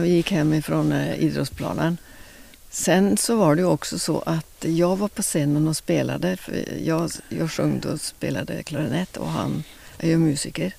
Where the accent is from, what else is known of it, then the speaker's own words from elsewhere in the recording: Oslo, Oslofjord, Norway; now in Lysekil, Sweden; jag kommer från ytterst i Oslo, Oslofjorden. Ja. Vuxit upp